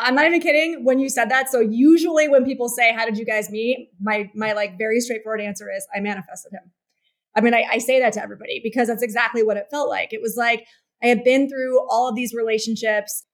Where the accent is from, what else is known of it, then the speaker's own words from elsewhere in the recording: New York, United States; I'm from New York